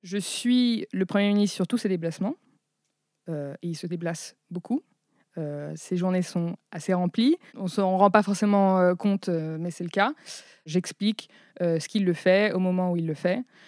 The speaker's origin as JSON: {"language": "French", "country": "France", "also_born_or_lived": "Chicago, United States", "said": "je suis française et américaine"}